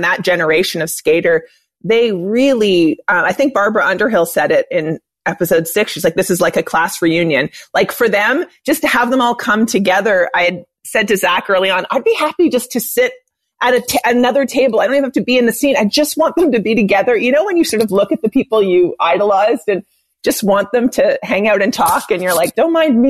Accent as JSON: {"language": "English", "town": "Montreal", "region": "Quebec", "country": "Canada", "tie": "born or raised there"}